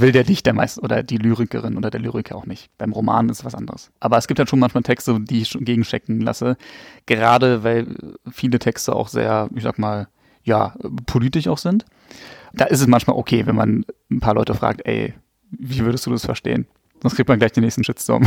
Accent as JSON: {"language": "German", "region": "Berlin", "country": "Germany", "tie": "born or raised there", "said": "Ich komme auch aus Berlin. Also bin auch in Berlin geboren"}